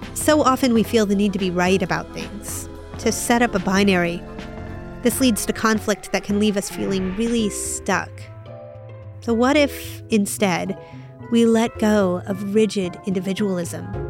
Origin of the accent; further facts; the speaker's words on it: United States; I'm an American